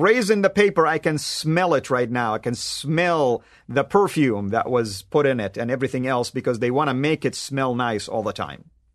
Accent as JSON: {"language": "English", "town": "Jeddah", "region": "Makkah Province", "country": "Saudi Arabia", "tie": "born or raised there", "said": "I grew up in Jeddah, Saudi Arabia, which is on the West Coast"}